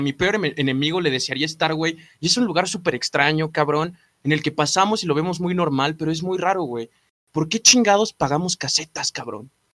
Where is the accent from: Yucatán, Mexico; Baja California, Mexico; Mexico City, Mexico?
Mexico City, Mexico; also born or lived in Atizapán; vengo de Azcapotzalco